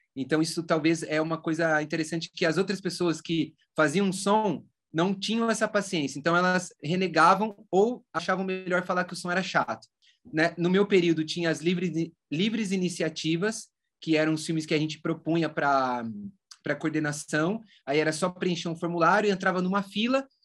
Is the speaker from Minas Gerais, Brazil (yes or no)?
no; Rio Claro, São Paulo, Brazil; moved away as an adult; eu resolvi voltar aqui para o interior de São Paulo, então eu voltei para Rio Claro